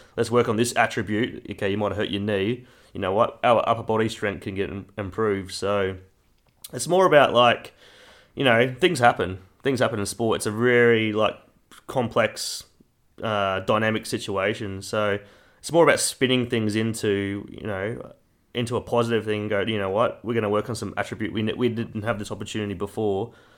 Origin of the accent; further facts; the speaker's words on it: Kingaroy, Queensland, Australia; moved away; my hometown, Kingaroy in Queensland